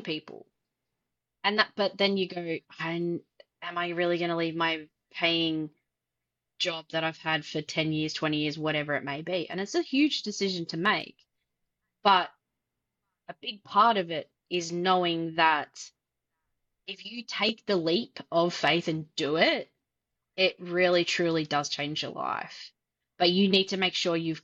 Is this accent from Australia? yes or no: yes; Australia; I'm Australian